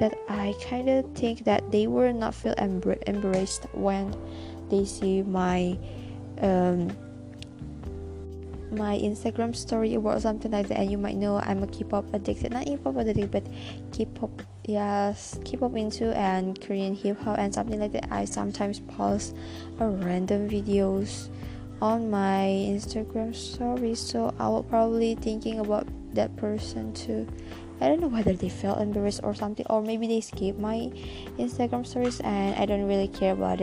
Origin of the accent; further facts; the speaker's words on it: Indonesia; I'm from Indonesia.